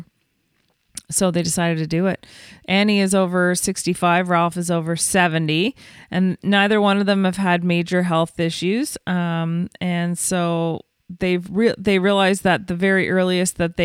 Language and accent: English; Canada; also born or lived in New York; being Canadian